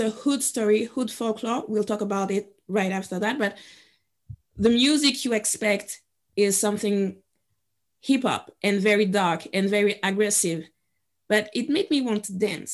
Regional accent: Guadeloupe; moved away as an adult; also born or lived in Paris, France; I was born and raised in Guadeloupe

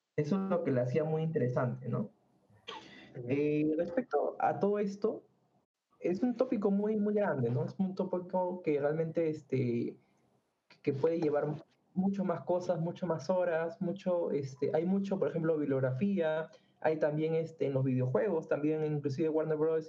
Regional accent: Peru; nosotros somos acá de Perú

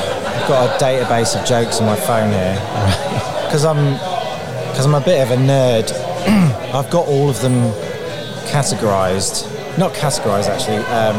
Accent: Peterborough, East of England, United Kingdom; also born or lived in South London; now in London, United Kingdom; Peterborough originally, but okay. Yeah, I live in South London.

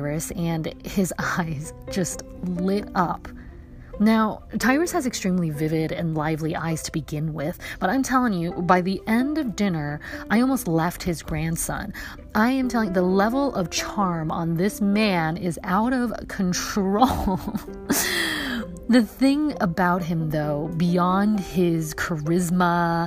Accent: New York, United States; When I was growing up in New York, I flew them every April with my dad

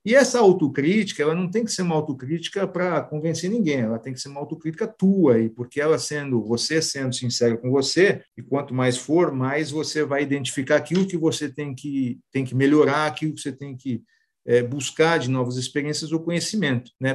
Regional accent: São Paulo, Brazil; nasci em São Paulo

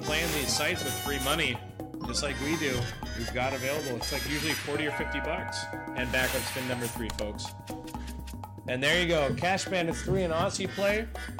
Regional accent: Milwaukee, Wisconsin, United States; We're from Milwaukee, but we're not in Milwaukee right now. We're in Canada

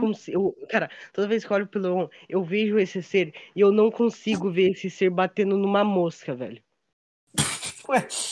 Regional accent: South Region, Brazil; Eu e a Ayan somos sulistas

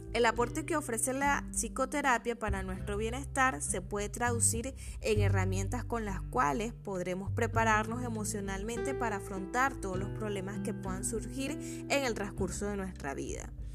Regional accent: Venezuela; en mi país, Venezuela

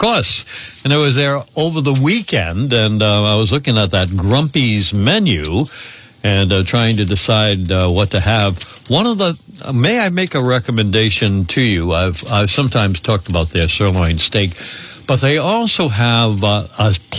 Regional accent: Woonsocket, Rhode Island, United States; my growing up in Woonsocket.

